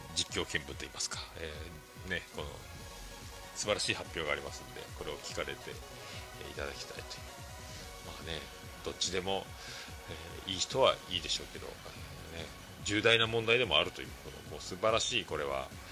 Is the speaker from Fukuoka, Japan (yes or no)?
yes; Fukuoka, Japan; 僕らの中学校は、まあ、福岡があの福岡では僕らの世代で言うともう、まあ、福岡ってどこ中って聞く文化